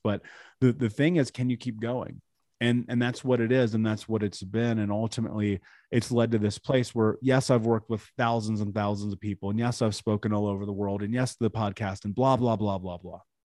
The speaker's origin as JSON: {"language": "English", "region": "Indiana", "country": "United States", "tie": "born or raised there", "said": "I grew up in America, in Indiana, in the middle of the country."}